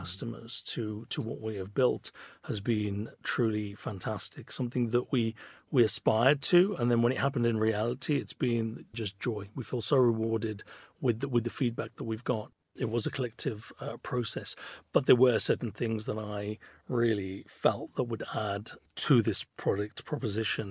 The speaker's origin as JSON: {"language": "English", "town": "Birmingham", "region": "West Midlands", "country": "United Kingdom", "tie": "born or raised there", "said": "I was a kid from Birmingham, grew up in Handsworth"}